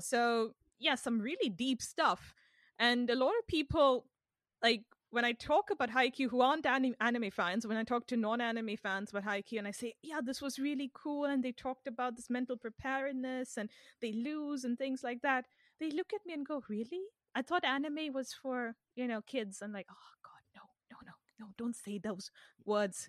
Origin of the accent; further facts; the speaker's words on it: India; now in London, United Kingdom; since I was a kid growing up in India